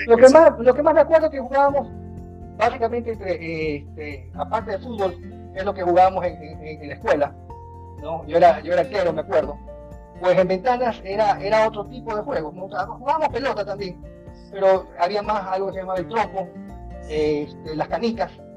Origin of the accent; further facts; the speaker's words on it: Guayaquil, Guayas, Ecuador; Me crié en, un barrio del centro de la ciudad